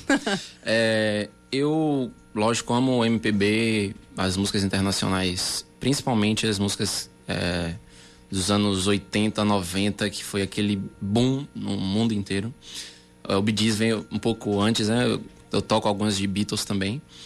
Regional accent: Salvador, Bahia, Brazil; moved away as an adult; now in João Pessoa, Brazil; eu sou de Salvador

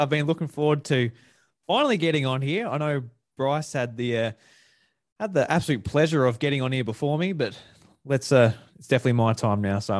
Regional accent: south-east South Australia, Australia

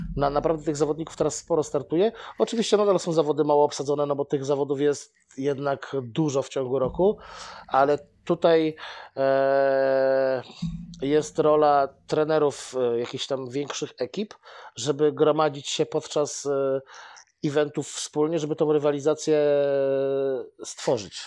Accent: Bełchatów, Łódź Voivodeship, Poland; moved away as an adult; now in Łódź, Poland; jestem z Bełchatowa. Aha. Ale do Łodzi przyjechałem na studia i no, Teraz już mieszkam prawie tyle samo w Łodzi, co w Bełchatowie.

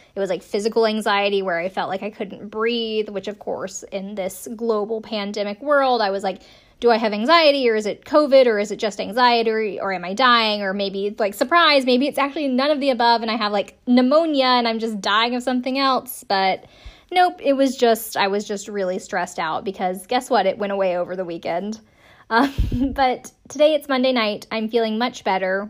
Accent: Greenville, South Carolina, United States; moved away as an adult; we're from the same hometown

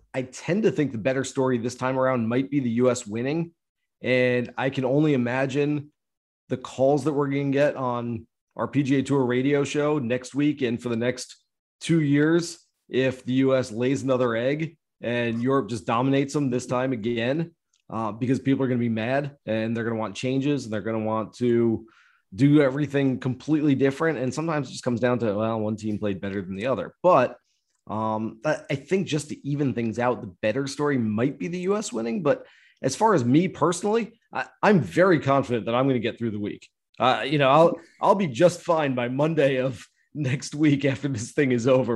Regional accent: United States; I am an American

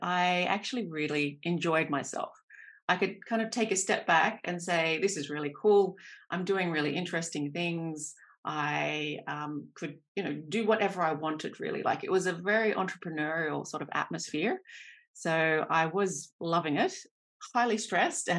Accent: Australia; accent: Australian; moved away as an adult; also born or lived in New Zealand / Taiwan; now in Germany; I'm an Australian. This is my accent.

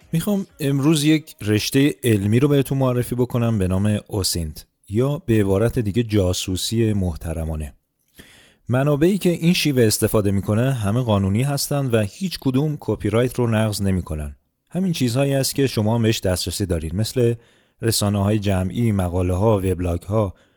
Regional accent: Iran; ما ایرونیا

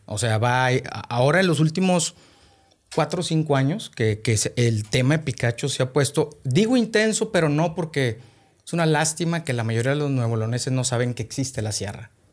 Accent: Monterrey, Nuevo León, Mexico; also born or lived in Los Herreros, Nuevo León; nací aquí en Monterrey, este, orgullosamente regio

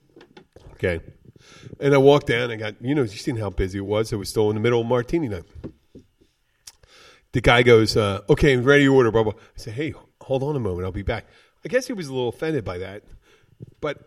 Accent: Philadelphia, Pennsylvania, United States; I'm from Philadelphia

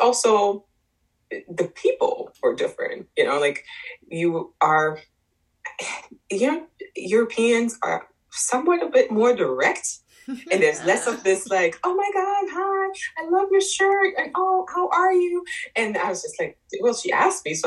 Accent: Germany; moved away as an adult; now in United States; I was born in Germany raised there. I went to school there. I moved to the U.S. when I was 20.

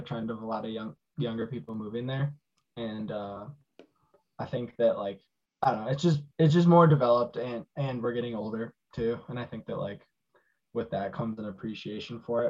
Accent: Palm Springs, California, United States; moved away as an adult; also born or lived in Chicago western suburbs, Illinois; now in Chicago, United States; I was born in the west suburbs of Chicago, but I moved to California at a very young age and moved here after college

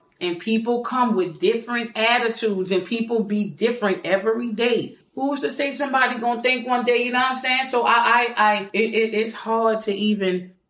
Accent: New Orleans, Louisiana, United States; We are from New Orleans. And, world, I do mean New Orleans.

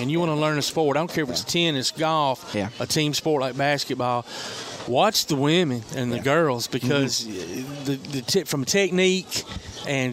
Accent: Indiana, United States; now in Alabama, United States; I'm from Indiana.

